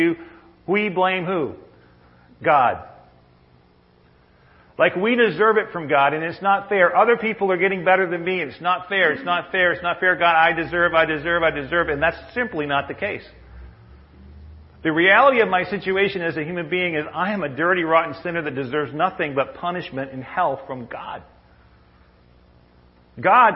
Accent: Maine, United States; when I was a kid, I grew up in Maine

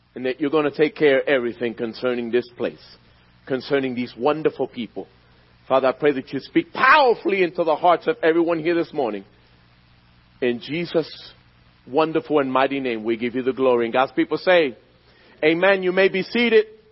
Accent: Philadelphia, Pennsylvania, United States; I was born and raised in Philadelphia, in the streets of North Philadelphia.

